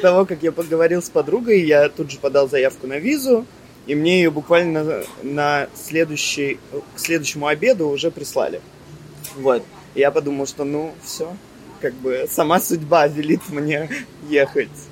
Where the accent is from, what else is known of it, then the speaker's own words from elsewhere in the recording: Russia; moved away as an adult; also born or lived in Germany; now in Cyprus; Я планировал уезжать из России